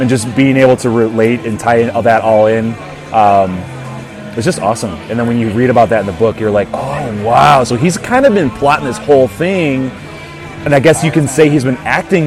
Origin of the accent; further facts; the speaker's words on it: Chicago, Illinois, United States; moved away as an adult; now in Texas, United States; I am from Chicago